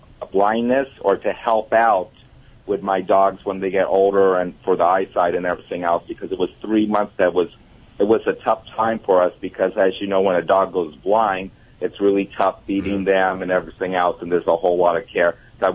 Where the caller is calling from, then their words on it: Lomita, California, United States; I'm calling from Lomita, California. It's the South Bay, Palos Verdes, Los Angeles area.